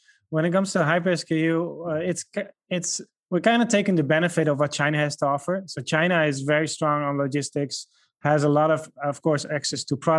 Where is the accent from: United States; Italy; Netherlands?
Netherlands; first language Dutch; English is a second language; We have speakers that speak besides myself. I'm originally from the Netherlands. So I speak Dutch.